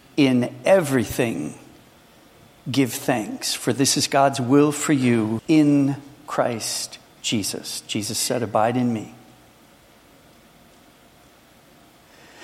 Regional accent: Minnesota, United States; I come from Minnesota

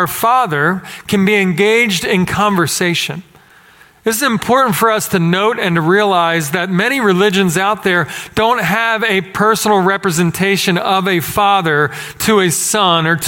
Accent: Philadelphia, Pennsylvania, United States; moved away as an adult; now in Texas, United States; growing up in Philadelphia. Coming here, same thing. Resident alien. And I've been here for 16 years in this town

